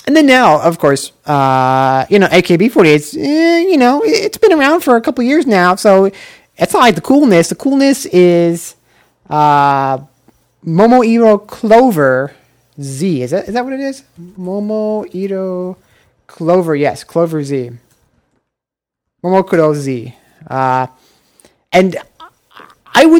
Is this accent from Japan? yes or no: yes; Osaka, Japan; Namba from Osaka, my hometown